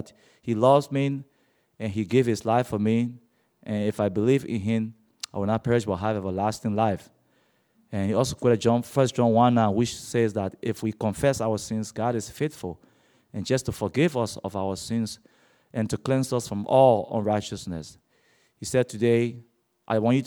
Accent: Liberia; also born or lived in Monrovia, Liberia; I come from Liberia, which is located on the west coast of Africa. I was born blind and was raised in a Muslim family

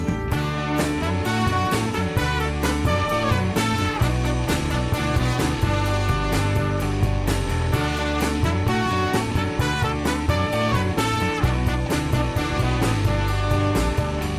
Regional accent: Portland, Oregon, United States; I am a writer and radio producer from Portland, Oregon, and I am that rare bird. I actually grew up here.

